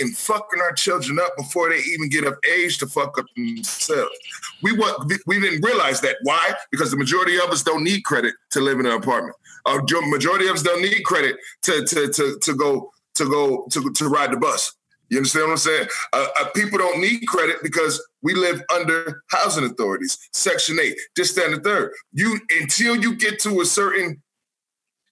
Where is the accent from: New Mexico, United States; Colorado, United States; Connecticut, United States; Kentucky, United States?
Connecticut, United States; New Haven; now in Atlanta, United States; We're all from New Haven, Connecticut. So in New Haven, Connecticut, there ain't a bunch of houses in the hoods.